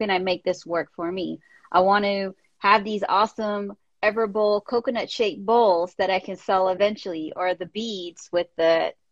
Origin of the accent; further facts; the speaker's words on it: India; I'm an Indian woman, comes from very strict Indian family